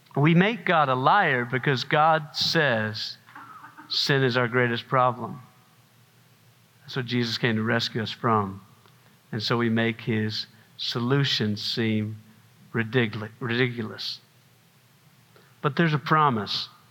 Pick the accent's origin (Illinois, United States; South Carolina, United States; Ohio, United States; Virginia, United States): South Carolina, United States; I'm from South Carolina